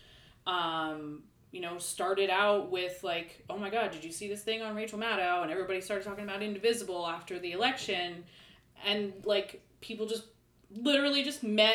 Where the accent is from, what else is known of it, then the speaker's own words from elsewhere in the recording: Bloomsburg, Pennsylvania, United States; I grew up in Bloomsburg